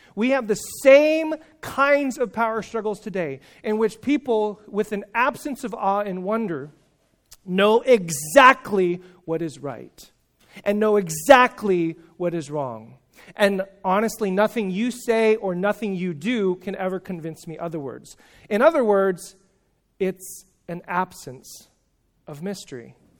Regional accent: California, United States; I'm from California

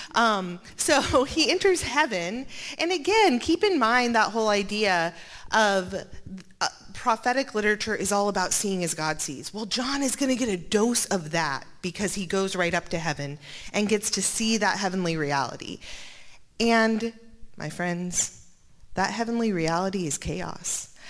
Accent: Montana, United States; I was born in Montana

